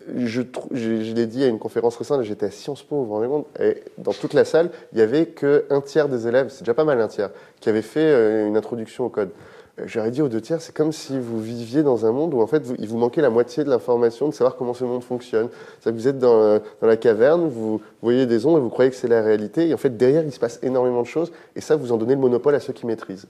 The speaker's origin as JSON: {"language": "French", "country": "France", "said": "On a un équilibre en France qui fait qu'on est français"}